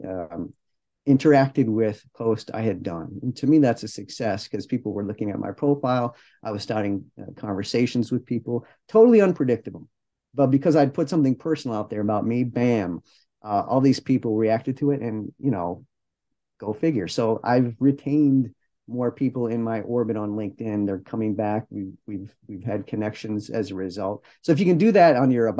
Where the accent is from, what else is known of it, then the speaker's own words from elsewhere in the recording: Detroit, Michigan, United States; I'm from Detroit. I'm not from California, but growing up in the 70s